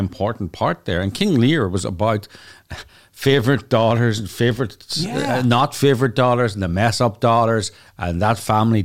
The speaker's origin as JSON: {"language": "English", "country": "Ireland", "said": "we're Irish"}